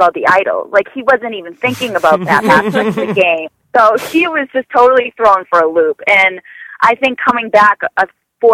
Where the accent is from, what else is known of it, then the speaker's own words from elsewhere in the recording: Boston, Massachusetts, United States; I'm from Boston